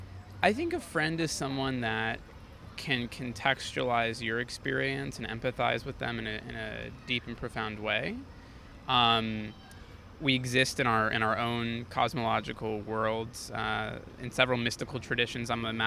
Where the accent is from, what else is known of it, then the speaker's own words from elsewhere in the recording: South Florida, United States; now in New York, United States; I grew up in South Florida.